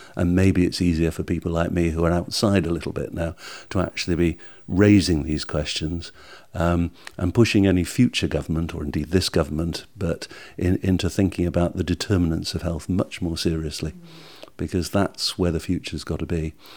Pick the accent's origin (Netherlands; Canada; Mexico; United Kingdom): United Kingdom; we're British